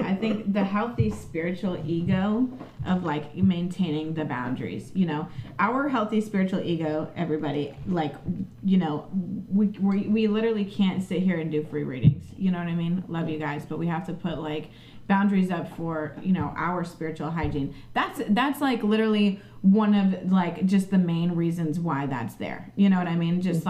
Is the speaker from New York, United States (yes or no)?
no; St. Petersburg, Florida, United States; now in Orlando, United States; That's my native land, right? I'm like from St. Pete.